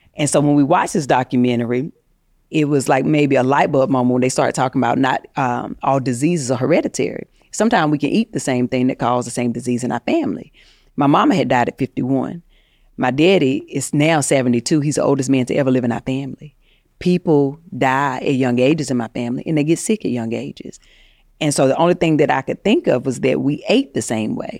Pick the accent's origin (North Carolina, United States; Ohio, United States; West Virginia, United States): North Carolina, United States; moved away as an adult; now in Los Angeles, United States; I moved to L A from North Carolina trying to, you know, be an actress and pur-, pursue fame.